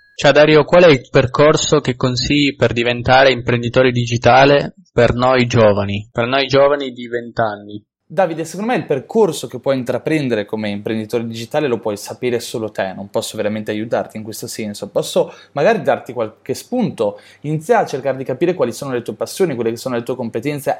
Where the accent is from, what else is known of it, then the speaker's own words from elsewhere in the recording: Italy; siamo italiani